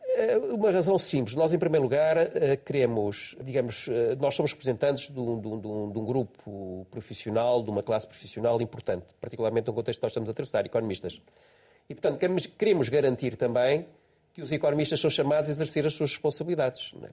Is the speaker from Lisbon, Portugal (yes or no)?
yes; Estoril, Lisbon, Portugal; Foi onde eu nasci